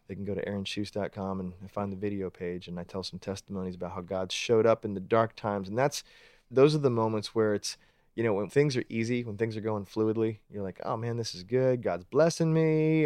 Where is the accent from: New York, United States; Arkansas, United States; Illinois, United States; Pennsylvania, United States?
Pennsylvania, United States; Pittsburgh; moved away as an adult; also born or lived in Georgia / Atlanta; I grew up in Pittsburgh